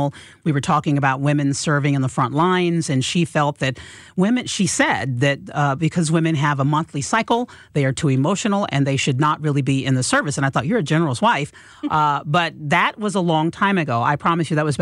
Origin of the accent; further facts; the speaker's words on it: Fort Leonard Wood, Missouri, United States; I grew up on Fort Leonard Wood, Missouri. I was born there